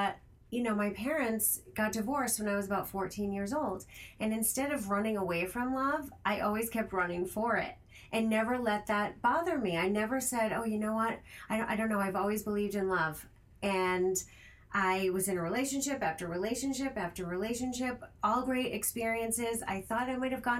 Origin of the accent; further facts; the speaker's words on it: Rhode Island, United States; now in Los Angeles, United States; I'm originally from Rhode Island